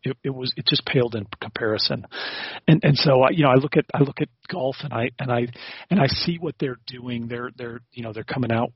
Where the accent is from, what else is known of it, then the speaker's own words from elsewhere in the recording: Nashville, Tennessee, United States; moved away as an adult; also born or lived in South Africa; I grew up in in Tennessee